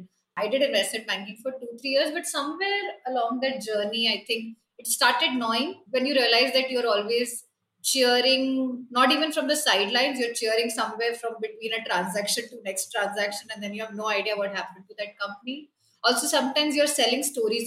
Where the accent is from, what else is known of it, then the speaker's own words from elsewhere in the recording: Kolkata, West Bengal, India; I grew up in Kolkata